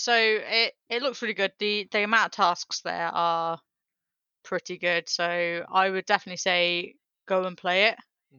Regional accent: England, United Kingdom; accent: English; my English accent

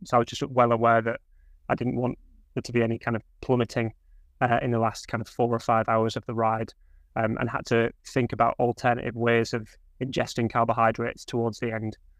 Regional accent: Hull, Yorkshire and the Humber, United Kingdom; I grew up in Hull

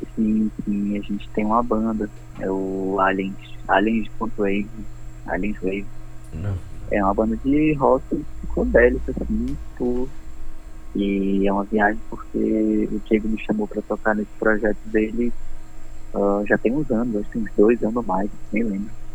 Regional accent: Brazil; eu sou brasileiro, nascido no Brasil

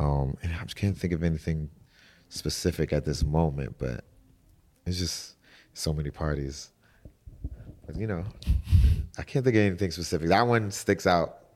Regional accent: New York City, New York, United States; moved away; also born or lived in Atlanta; I'm from New York City

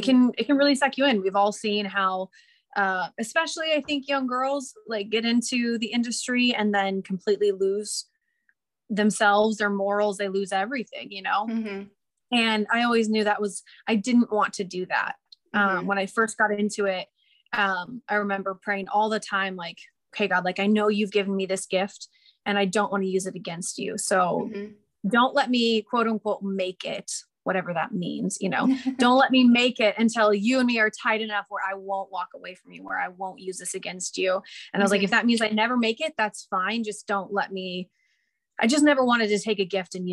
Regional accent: the Northwest, Pacific Northwest, United States; I grew up in the Northwest

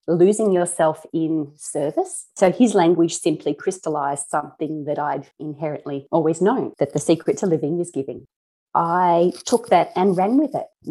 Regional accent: Australia; as an Aussie

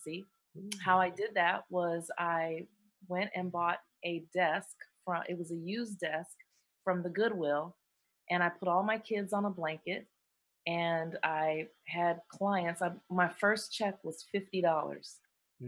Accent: Rockford, Illinois, United States; also born or lived in Maui, Hawaii; now in Arizona, United States; I'm originally from a Midwestern town in Illinois, Rockford, Illinois, in the U.S.

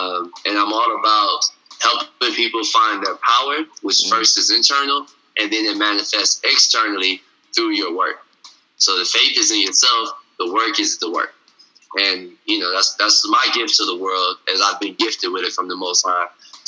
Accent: Detroit, Michigan, United States; also born or lived in Germany / Egypt / Japan; I'm originally from Detroit, Michigan. My dad was in the military, so we did a lot of traveling, you know, lived in places all over the world, Germany, Egypt, Japan, whatever.

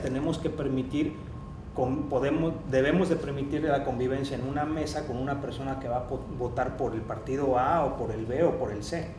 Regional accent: Mexico

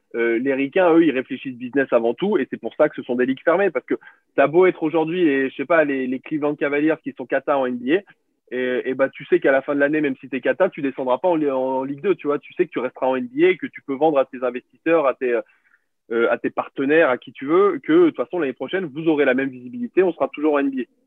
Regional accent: Béziers, Occitania, France; j'ai grandi, euh, grandi à Béziers, euh, à côté de Montpellier

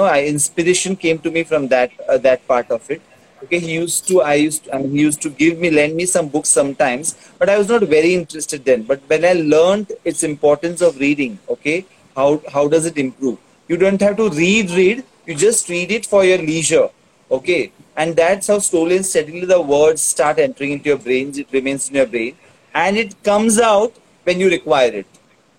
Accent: Karnataka, India; first language Tulu; English is a second language; See, Tulu is my mother tongue. So I speak fluent Tulu.

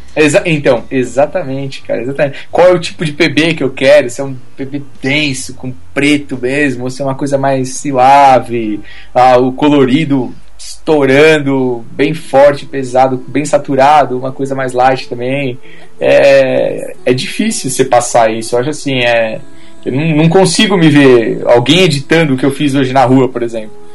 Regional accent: Brazil; como brasileiro, e eu assim, fotógrafo

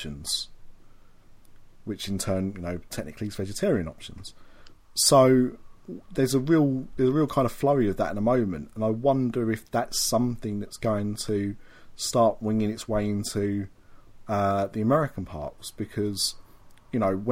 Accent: United Kingdom; as a Brit

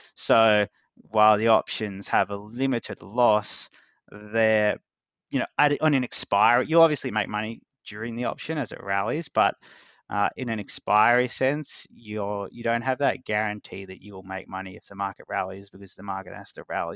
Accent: Australia; accent: Australian; I don't know if my accent is a lot Australian or a little Australian

